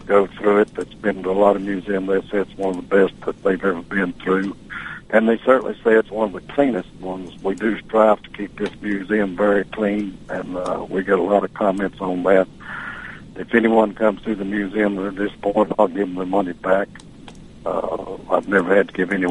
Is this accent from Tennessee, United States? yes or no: yes; Tennessee, United States; now in Tallahassee, United States; I'm from Tennessee